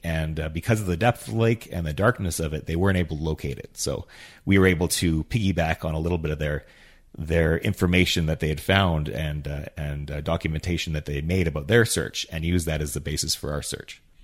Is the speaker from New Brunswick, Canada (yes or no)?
no; Yukon, Canada; now in High River, Canada; I was born and raised in the Yukon